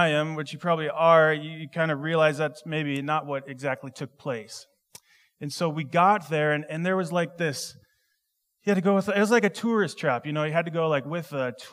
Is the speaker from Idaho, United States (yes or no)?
no; Minnesota, United States; I grew up in Minnesota